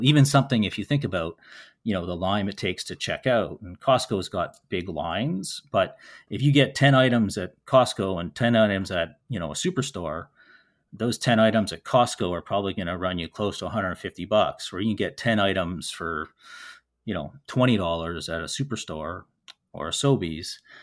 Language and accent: English; Winnipeg, Manitoba, Canada; growing up in Winnipeg